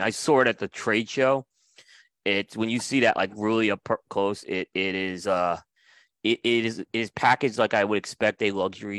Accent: New York, United States; You're from Connecticut. I grew up in New York.

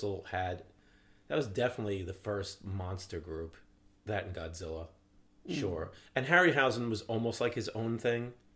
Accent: New York City, New York, United States; as a kid growing up in Brooklyn and Staten Island

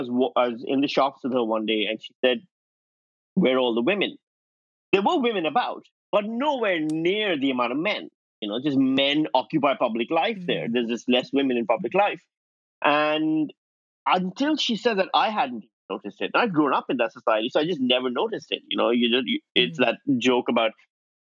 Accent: Pakistan; born or raised there; moved away as an adult

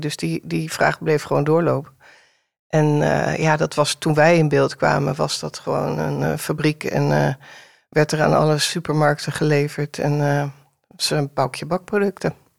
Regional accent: Amsterdam, North Holland, Netherlands; Ik ben eh, geboren in Amsterdam-Noord, in de tijd dat het nog niet zo hot en happening was als nu

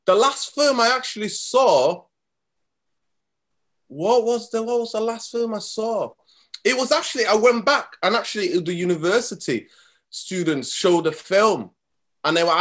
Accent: Manchester, North West England, United Kingdom; also born or lived in Somalia; I came here when I was 9 to Manchester. I grew up in South Central Manchester

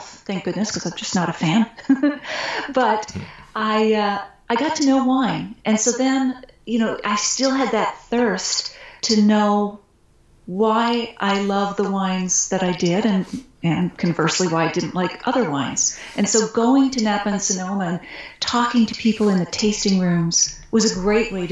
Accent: Nova Scotia, Canada; I grew up on the East Coast in Nova Scotia

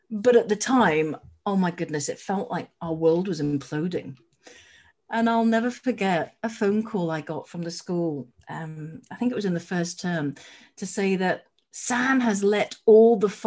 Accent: Edinburgh, Scotland, United Kingdom; also born or lived in Wimbledon, London; now in London, United Kingdom; I'm down in Wimbledon SW19 and I hail from Edinburgh.

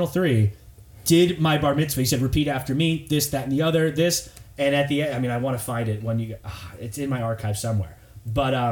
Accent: Los Angeles, California, United States; also born or lived in Long Island, New York; I grew up, I was born in Long Island, very, very Jewish place, but very quickly moved to Southern California

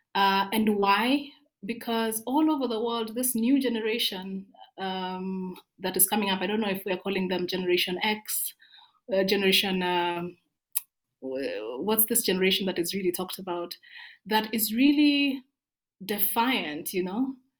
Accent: Kericho, Kericho County, Kenya; moved away as an adult; now in Nairobi, Kenya; I grew up in Kericho

